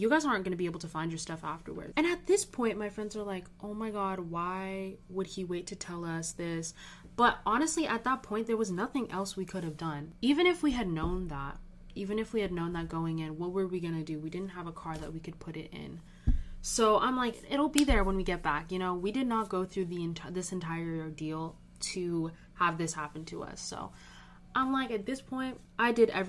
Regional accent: Orange County, California, United States; moved away as an adult; now in Berkeley, United States; I'm from Orange County

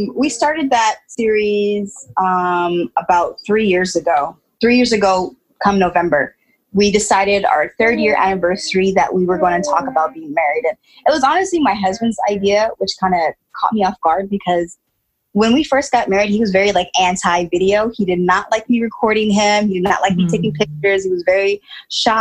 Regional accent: Bay Area, California, United States; I was born and raised in Bay Area, California

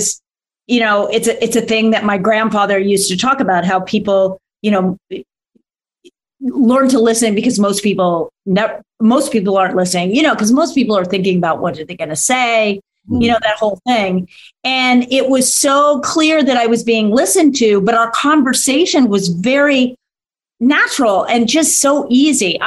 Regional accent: Ketchum, Idaho, United States; I grew up in Ketchum.

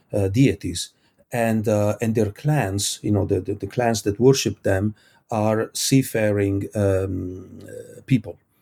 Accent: Italy; I come from Italy. We have beautiful beaches

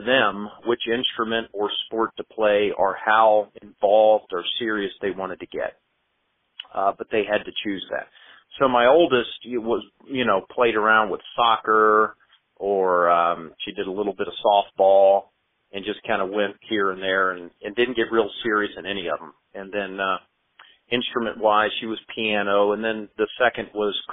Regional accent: James River, just west of Richmond, Virginia, United States; also born or lived in Washington, D.C.; I was born in Washington, D.C., actually, but raised on the James River just west of Richmond

